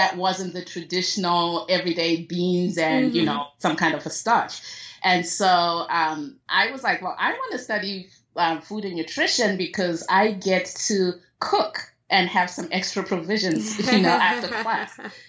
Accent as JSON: {"language": "English", "country": "Zimbabwe", "tie": "born or raised there", "moved": "yes", "said": "Yes, I was born and raised in Zimbabwe."}